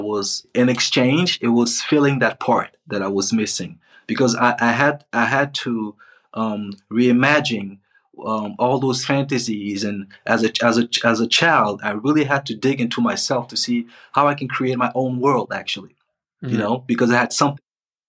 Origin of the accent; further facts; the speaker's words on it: Côte d’Ivoire; also born or lived in Spain / Switzerland; now in Morocco; I'm from Ivory Coast, but right now I'm in Morocco, which is not my country